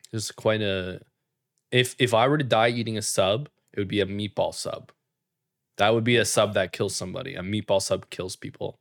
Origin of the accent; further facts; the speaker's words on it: Canada; us being Canadian